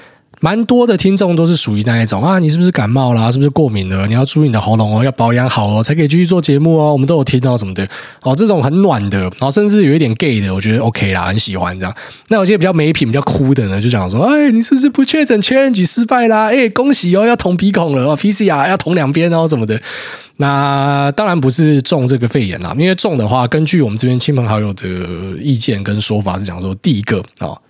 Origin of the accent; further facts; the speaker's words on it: Taiwan; moved away; 我从台湾过来，每次最大的一个冲击就是前一两个礼拜一定会很不舒服